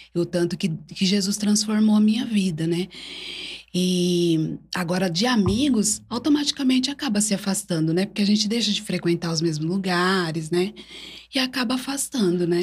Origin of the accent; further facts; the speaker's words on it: Brodowski, São Paulo, Brazil; sou natural daqui de Brodowski